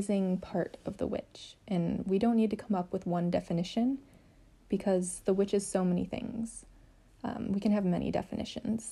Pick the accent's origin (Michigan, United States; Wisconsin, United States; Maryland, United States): Michigan, United States; I grew up in Michigan